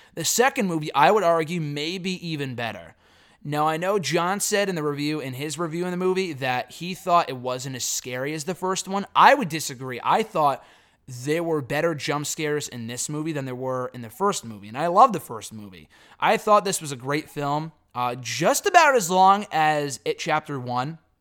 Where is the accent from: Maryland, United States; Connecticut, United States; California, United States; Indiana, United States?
Connecticut, United States; North Haven; I grew up in North Haven